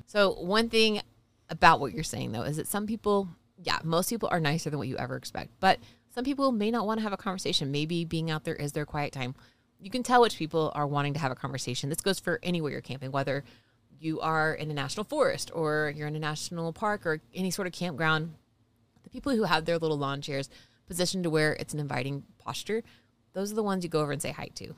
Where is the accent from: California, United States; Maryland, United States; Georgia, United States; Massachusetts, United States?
Georgia, United States; moved away; We're from Georgia